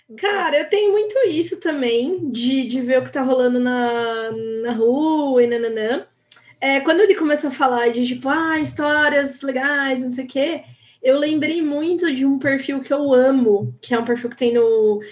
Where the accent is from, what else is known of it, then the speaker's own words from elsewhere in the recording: Paulínia, São Paulo, Brazil; Eu sou de Paulínia, do lado de Campinas